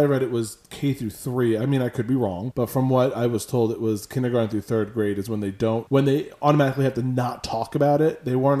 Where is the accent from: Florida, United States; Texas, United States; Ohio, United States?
Florida, United States; we are from Florida, obviously.